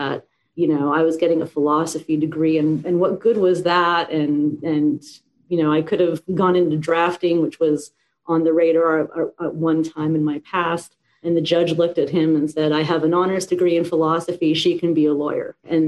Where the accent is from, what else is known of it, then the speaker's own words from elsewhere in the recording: Vancouver, British Columbia, Canada; moved away as an adult; now in Florida, United States; I was born and raised in Vancouver, Canada.